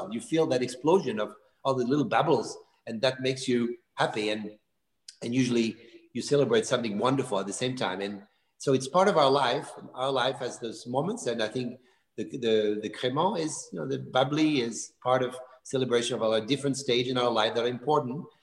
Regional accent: Bourgogne-Franche-Comté, France; because I love Burgundy wine, and of course, I'm from Burgundy, so this is speaking of almost like my family.

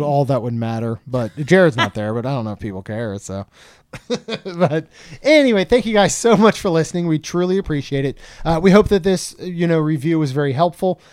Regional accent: Maryland, United States; growing up in Maryland

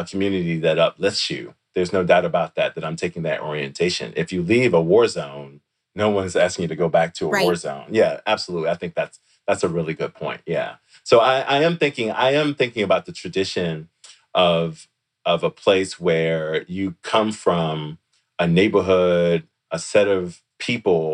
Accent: Washington, District of Columbia, United States; moved away; I'm from DC forever, right? I'm from Washington, DC forever.

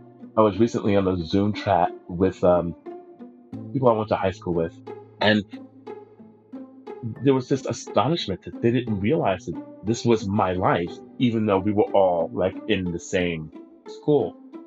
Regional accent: Brooklyn, New York, United States; But I live in Brooklyn. I was born and raised in Brooklyn, and now I sound like a little bit of a twat Brit.

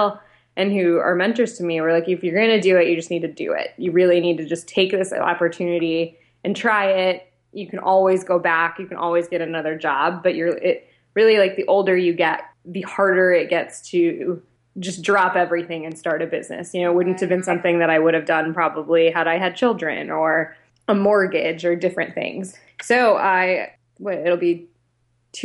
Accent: Ohio, United States; moved away as an adult; also born or lived in Minneapolis; I grew up in Ohio

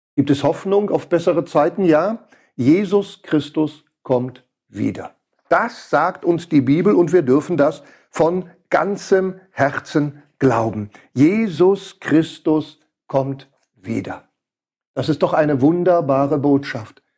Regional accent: Switzerland; hier bei uns in der Schweiz

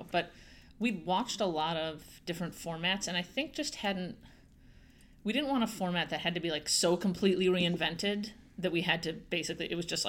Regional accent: Chicago, Illinois, United States; I grew up in Chicago, and my grandparents lived in northern rural Michigan, and so that's where I would spend my summers.

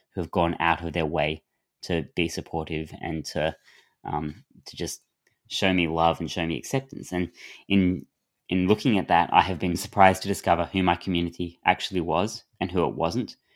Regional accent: Adelaide, South Australia, Australia; But because I grew up in Adelaide, where the beaches are so bad

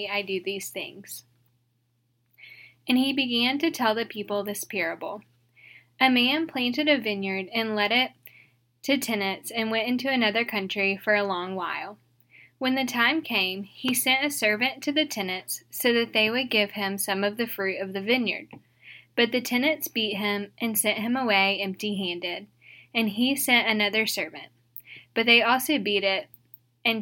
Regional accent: St. Francisville, Louisiana, United States; moved away as an adult; also born or lived in Mississippi; now in Dallas, United States; I'm originally from St. Francisville, Louisiana

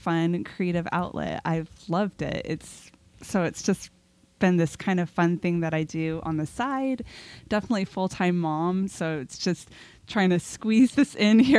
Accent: Southern California, United States; I grew up in Southern California

